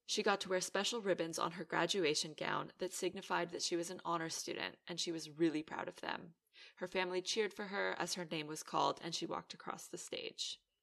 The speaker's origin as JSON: {"language": "English", "country": "Canada", "tie": "born or raised there", "also_born_or_lived": "Aruba", "moved": "yes", "lives_now": "Netherlands", "said": "I'm Canadian born, and then I moved to Aruba. I lived there for two years, and I ultimately ended up in the Netherlands"}